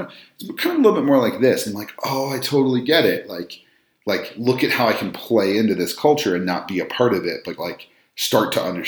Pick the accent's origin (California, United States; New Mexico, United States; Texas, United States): New Mexico, United States; I'm Latino, I'm from New Mexico, which is a weird place anyway